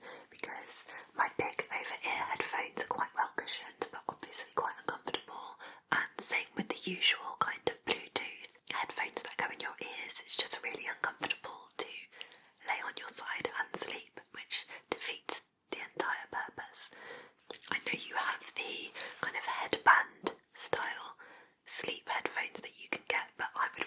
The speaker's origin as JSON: {"language": "English", "town": "Plymouth", "region": "South West England", "country": "United Kingdom", "tie": "born or raised there", "said": "I am from the southwest of England. So, I was born in Plymouth"}